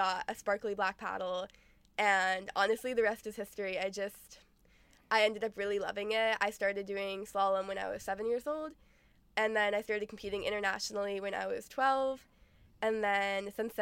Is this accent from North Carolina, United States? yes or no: yes; Bryson City, North Carolina, United States; now in Charlotte, United States; I grew up in Bryson City, North Carolina, kayaking on the Nantahala River, and now I live in Charlotte